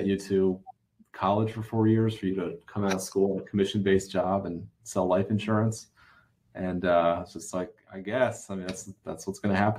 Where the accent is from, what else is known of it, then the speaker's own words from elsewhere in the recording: Baltimore, Maryland, United States; Baltimore, which is where I'm from